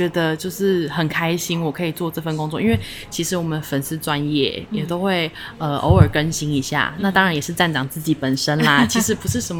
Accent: Keelung, Taiwan; 我还是呃，因为我基隆人，其实很北边，那我还是会拨空一个月回去基隆一次。

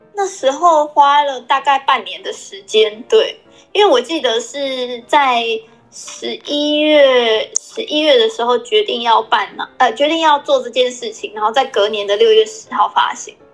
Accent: Taitung, Taitung County, Taiwan; moved away; 其实我是一个来自台东的小女孩，但是现在已经是一个妈妈

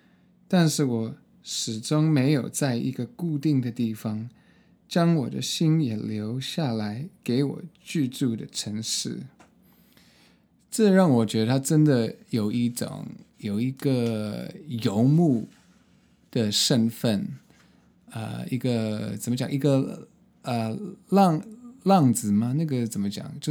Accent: Hong Kong; also born or lived in United States; now in Taiwan; 所以我在什么美国的东岸出生。呃，然后在美国的中部读大学，后来搬到洛杉矶找工作，所以这些三个很不同的呃环境都有呃经验，呃，然后呃，在小我我我我小时候在香港呃去高中，呃，然后现在在台湾

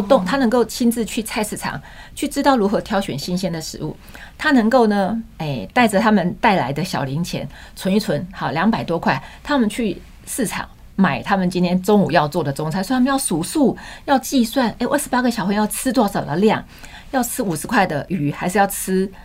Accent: Changhua, Changhua County, Taiwan; 我们那是一个百年学校，日本时代就在了，彰化的民生国小

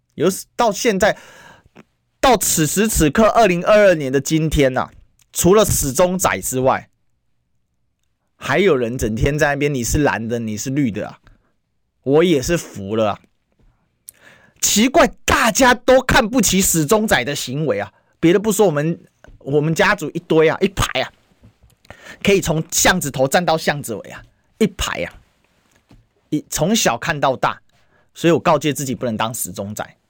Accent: Kaohsiung, Taiwan; 我老家高雄

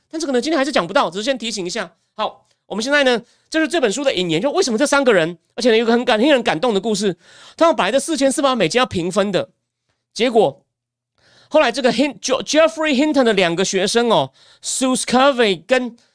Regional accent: Taichung, Taiwan; now in Taipei, Taiwan; 虽然我在台中出生长大，不过我的户籍已经迁到台北市了

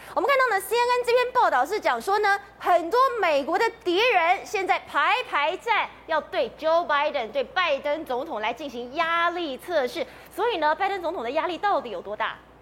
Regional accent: Taiwan; 我们台湾人还蛮勇敢的

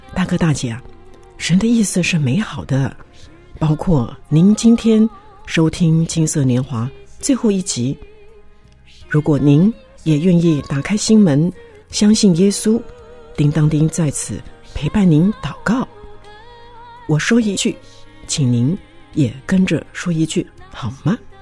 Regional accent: Taiwan; 从小在眷村长大

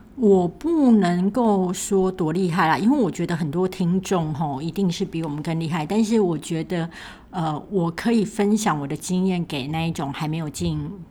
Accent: Kaohsiung, Taiwan; moved away; 我是高雄人，所以有一天我可能会回高雄

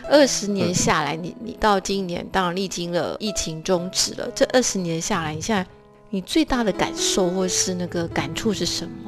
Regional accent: Taiwan; now in New York, United States; 就会就会在台湾，我根本不会觉得说哦，我们台湾人是怎么样。结果来到这个世界大熔炉的时候，觉得哦，就很想要找一些机会要去表达台湾怎么样怎么样

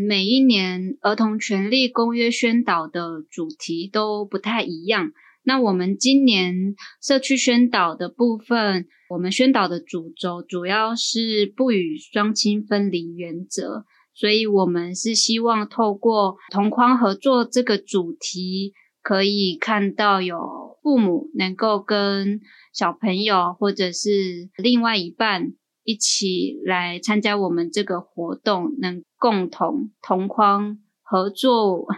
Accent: Hualien, Hualien County, Taiwan; 我自己是花莲人，原住民

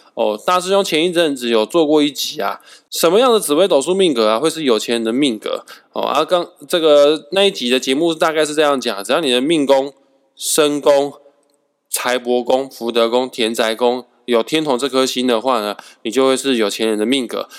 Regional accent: Kaohsiung, Taiwan; now in northern Taiwan; 毕竟我是高雄人来的

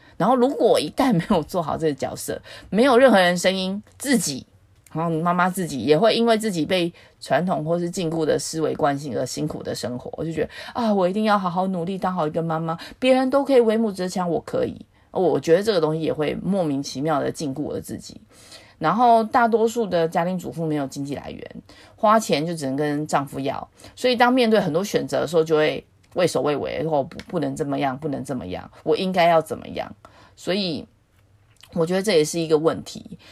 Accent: Taiwan; 我在自由民主的台湾出生

